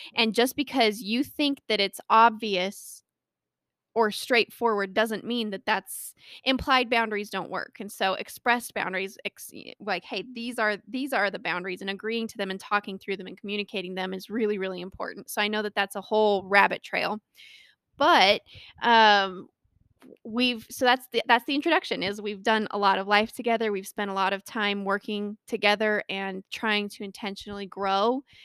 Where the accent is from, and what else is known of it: Colorado, United States; born or raised there